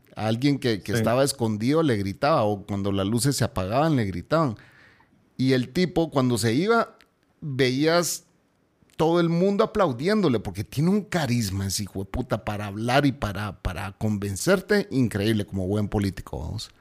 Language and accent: Spanish; Guatemala; mi pueblo está repudiando a esta gente